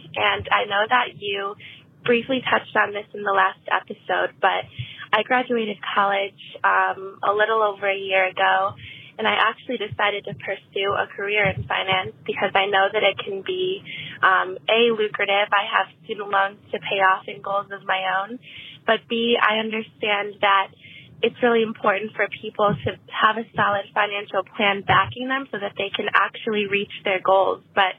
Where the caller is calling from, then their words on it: Cleveland, Ohio, United States; I'm from Cleveland, Ohio